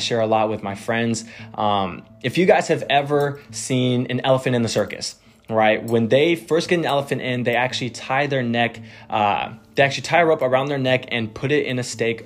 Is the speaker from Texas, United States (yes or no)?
yes; Texas, United States; I am born and raised in Texas.